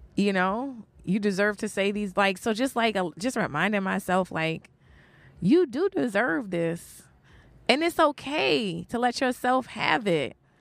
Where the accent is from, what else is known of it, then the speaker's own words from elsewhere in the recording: New York, United States; also born or lived in New Orleans; I was born in New Orleans, but I grew up in, like, I grew up in Brooklyn